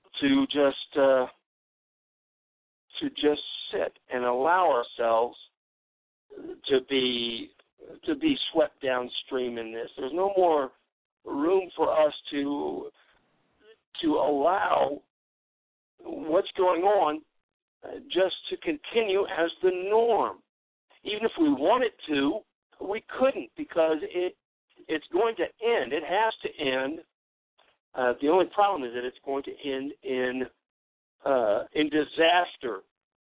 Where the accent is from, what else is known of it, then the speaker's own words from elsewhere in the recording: United States; I'm an American